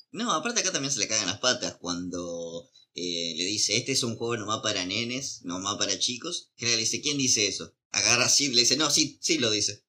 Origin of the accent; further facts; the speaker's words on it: Argentina; somos argentinos, capaz que pasamos ah. por mexicanos